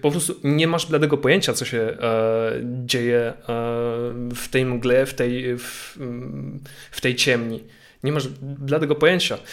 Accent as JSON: {"language": "Polish", "town": "Łódź", "region": "Łódź Voivodeship", "country": "Poland", "tie": "born or raised there", "said": "mojej rodzinnej miejscowości, czyli do Łodzi"}